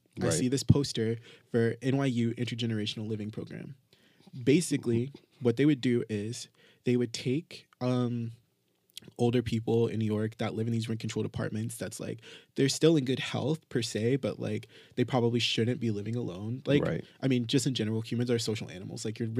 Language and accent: English; Jamaica; no matter where we are in the world, like, we're still Jamaican and there's a part of us that wants to go back to the island?